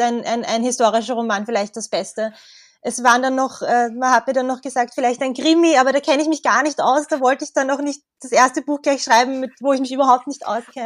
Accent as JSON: {"language": "German", "area": "Tullnerfeld", "region": "Lower Austria", "country": "Austria", "tie": "born or raised there", "lives_now": "Vienna, Austria", "said": "ich bin eigentlich in Niederösterreich aufgewachsen. Im Tulnerfeld"}